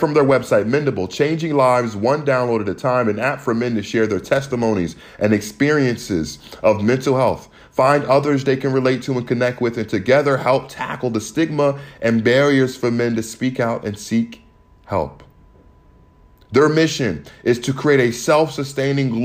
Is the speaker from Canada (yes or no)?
no; United States; growing up in America